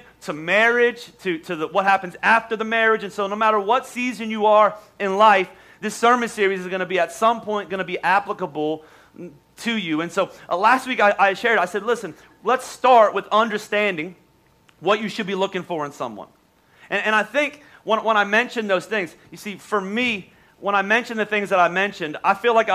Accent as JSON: {"language": "English", "region": "Oklahoma", "country": "United States", "moved": "yes", "said": "we're from Oklahoma"}